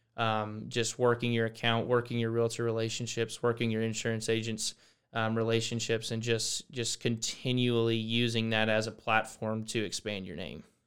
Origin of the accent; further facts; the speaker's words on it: Boerne, Texas, United States; moved away as an adult; now in College Station, United States; I'm from Burney, Texas. Um, really came from, um, that area, a little small town right outside San Antonio